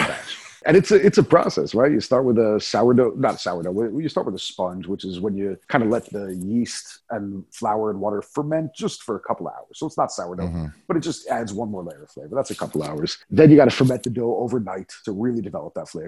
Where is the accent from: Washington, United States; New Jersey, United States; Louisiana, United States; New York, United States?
New York, United States; now in Prague, Czech Republic; what we grew up with back in New York